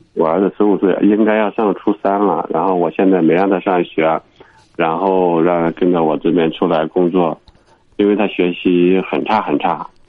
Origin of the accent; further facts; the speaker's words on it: Henan, China; moved away as an adult; now in Urumqi, China; 我是河南的，我在乌鲁木齐